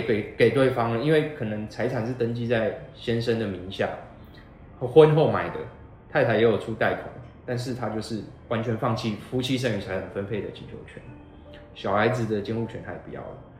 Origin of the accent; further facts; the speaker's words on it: Taichung, Taiwan; 我又是从小在台中长大